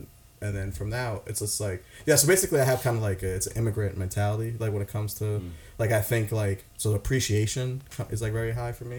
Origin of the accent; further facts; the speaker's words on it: Boston, Massachusetts, United States; also born or lived in Sudan / Eritrea; I'm a refugee from Africa that... moved to Boston.